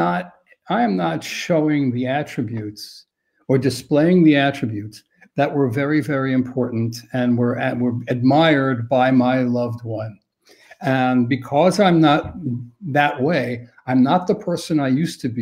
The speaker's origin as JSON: {"language": "English", "town": "New York City", "region": "New York", "country": "United States", "said": "I'm from New York City"}